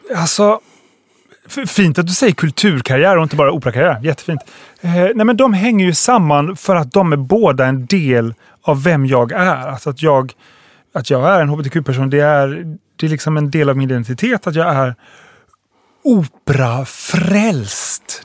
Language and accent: Swedish; Halmstad, Halland County, Sweden; Jag växte upp i Halmstad